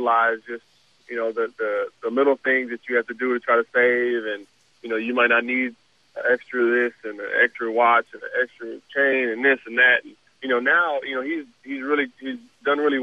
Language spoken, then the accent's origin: English; Southern California, United States; growing up in Southern California